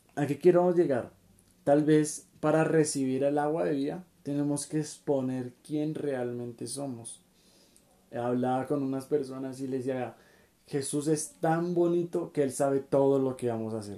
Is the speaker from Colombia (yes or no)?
yes; Colombia; somos de Colombia